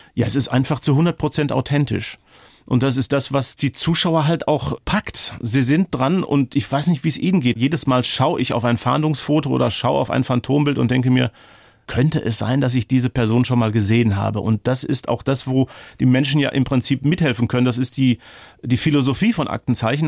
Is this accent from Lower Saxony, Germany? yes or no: no; Ruhr area, North Rhine-Westphalia, Germany; Ich komme aus dem Ruhrgebiet.